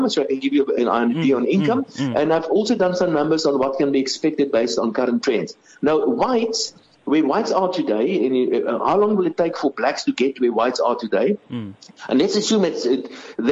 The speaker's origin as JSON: {"language": "English", "country": "South Africa", "said": "I am a South African. I've got a business here. We've got an amazing business. And this is where my roots are"}